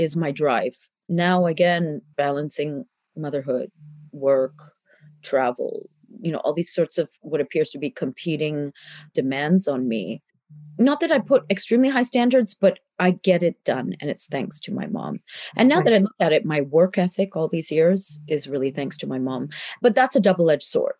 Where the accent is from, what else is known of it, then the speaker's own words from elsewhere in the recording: Canada; moved away as an adult; also born or lived in India; when I was growing up in Canada